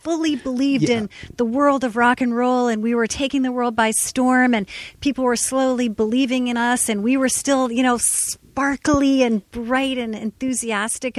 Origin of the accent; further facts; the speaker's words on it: Ossining, New York, United States; I grew up in Westchester, New York